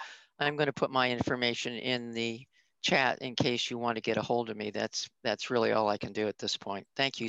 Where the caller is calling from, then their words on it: Arizona, United States; I'm calling in from Arizona